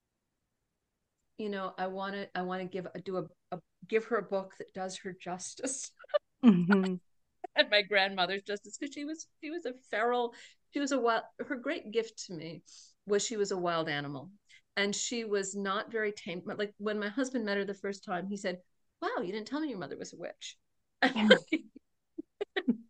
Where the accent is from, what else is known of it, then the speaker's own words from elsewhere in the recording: Cambridge, Massachusetts, United States; I was born in Cambridge, Massachusetts, in Mount Auburn Hospital.